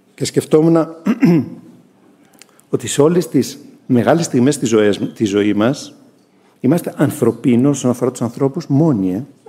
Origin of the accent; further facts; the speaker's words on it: Greece; εμείς οι Έλληνες